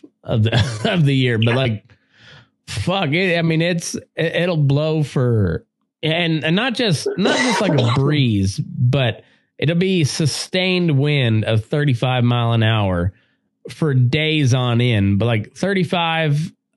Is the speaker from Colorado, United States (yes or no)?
yes; Southeast Colorado, United States; also born or lived in Southwest Kansas; now in Nevada, United States; I grew up in Great Plains, Dust Bowl area of Colorado